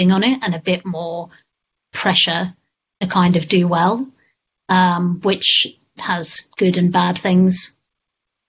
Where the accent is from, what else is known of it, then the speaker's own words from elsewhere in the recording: South Africa; moved away; also born or lived in London; I was born in South Africa